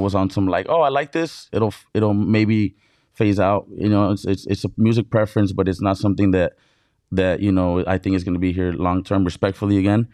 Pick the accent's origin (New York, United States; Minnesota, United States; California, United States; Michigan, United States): California, United States; Brawley; moved away as an adult; also born or lived in Mexicali, Baja California, Mexico; now in San Diego, United States; was raised in Brawley, Brawley, California, in the Imperial Valley